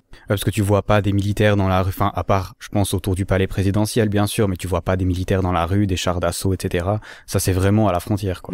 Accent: Valais, Switzerland; Je suis valaisan, je suis valaisan

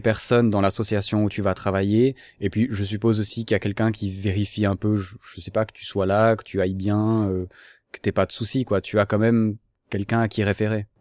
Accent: Switzerland; je suis suisse

